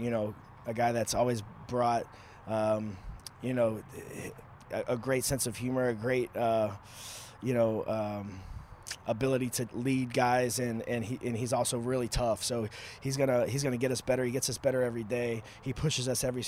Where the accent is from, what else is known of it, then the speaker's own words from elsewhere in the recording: Houston, Texas, United States; I'm being from Houston, it's always good to have, you know, a fellow Texan in the building.